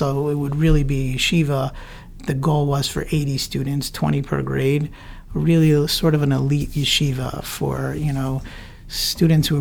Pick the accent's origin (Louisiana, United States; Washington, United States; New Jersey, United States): New Jersey, United States; Teaneck; also born or lived in Englewood, New Jersey / Linden, New Jersey; I grew up in Teaneck, lived here my whole life